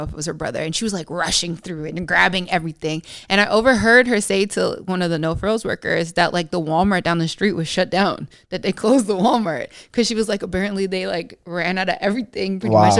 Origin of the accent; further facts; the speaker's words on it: Mississauga, Ontario, Canada; I'm from Mississauga